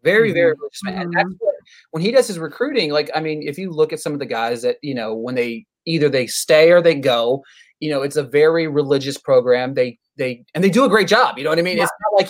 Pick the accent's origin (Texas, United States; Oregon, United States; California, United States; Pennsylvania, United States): Pennsylvania, United States; now in Nashville, United States; I'm from Pennsylvania